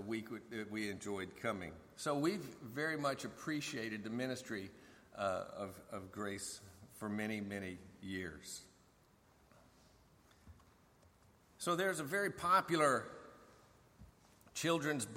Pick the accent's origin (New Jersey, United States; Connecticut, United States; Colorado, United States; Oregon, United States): Colorado, United States; moved away as an adult; also born or lived in Fort Meade, Maryland / Fort Bragg; now in Fort Eustis, Virginia, United States; We're from Colorado, but the military moves us around